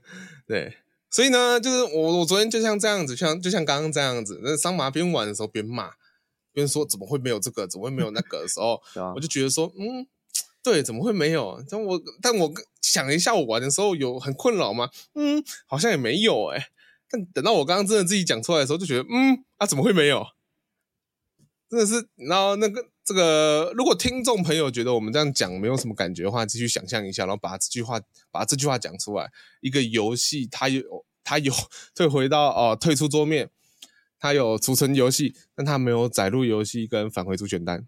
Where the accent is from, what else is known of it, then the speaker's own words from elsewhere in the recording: Taiwan; accent: Taiwanese; 反正我们是台湾人嘛